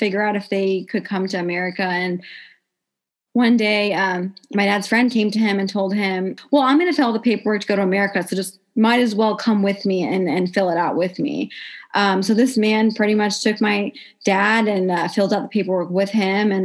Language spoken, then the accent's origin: English; Carmel, Indiana, United States; I'm from Carmel, Indiana